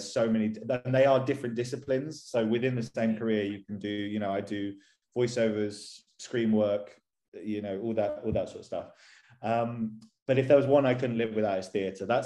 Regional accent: Bristol, South West England, United Kingdom; moved away as an adult; also born or lived in London; now in Guildford, United Kingdom; I'm originally from a place called Bristol, which is on the west coast of England. I moved to London when I was 18

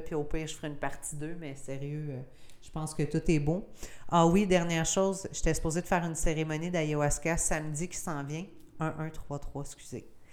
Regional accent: Gaspésie, Quebec, Canada; je suis gaspésienne, tu sais, je viens du Canada, je suis québécoise, puis je suis gaspésienne

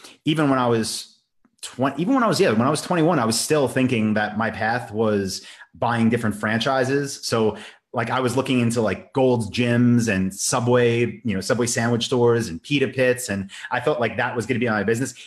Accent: Long Island, New York, United States; the town I grew up in on Long Island

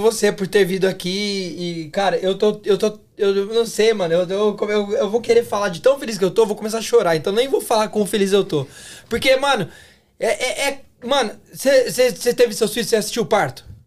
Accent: Brazil; now in Canada; nós somos brasileiros, saímos de algum lugar e estamos em outro

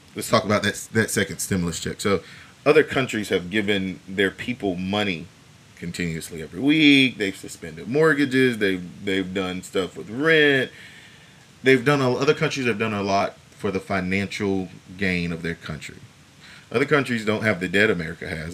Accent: United States; as the American people

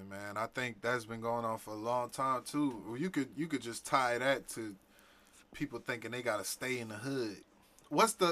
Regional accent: Louisiana, United States; I'm, I'm we from Louisiana. Like I, I remember riding the bus here

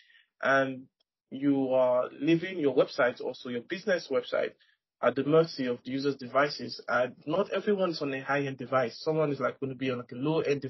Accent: Nigeria; I am from Nigeria

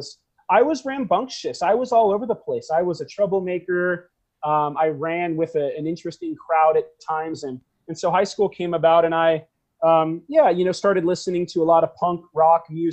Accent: Garden Grove, California, United States; also born or lived in Long Beach, California; I was born in Long Beach, like I said, here in Los Angeles County. And I grew up in a city called West Garden Grove

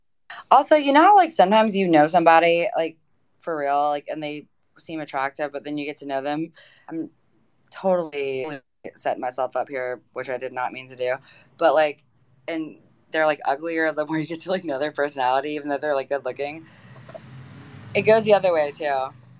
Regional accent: the South, United States; Well, I'm originally from the South. From the East Coast, you know.

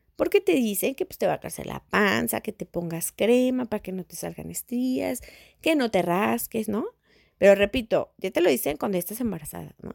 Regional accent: Mexico; en México, al menos en mi país

